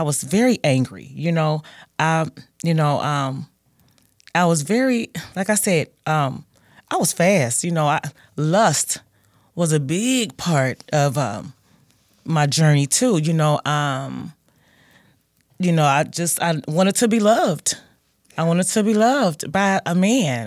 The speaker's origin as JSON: {"language": "English", "town": "Gary", "region": "Indiana", "country": "United States", "tie": "born or raised there", "said": "I grew up in, well, I'm from Gary, Indiana, born nineteen seventy-five"}